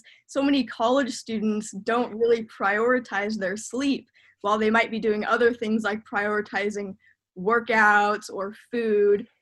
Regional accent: Discovery Bay, California, United States; now in Chico, United States; I'm from a small town called Discovery Bay, California

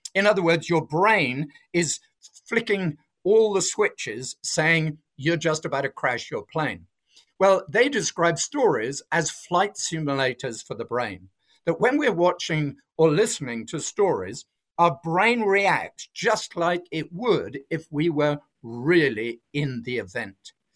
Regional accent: south of England, United Kingdom; moved away as an adult; now in Australia; I'm not originally from Australia, I'm from England, although I've been here for thirty years now, so I see myself as Australian. But I was brought up in the south of England on a farm

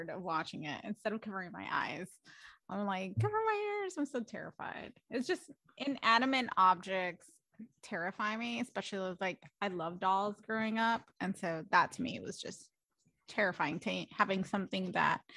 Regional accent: Mexico; moved away; I'm originally from Mexico

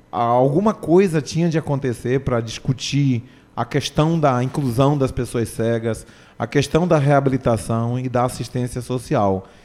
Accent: Bahia, Brazil; Eu vim da, da Bahia, eu sou de uma família de cinco

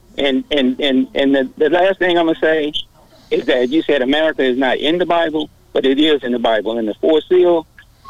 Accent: Dallas, Texas, United States; I grew up in North Dallas, but I've been over South Dallas, West Dallas

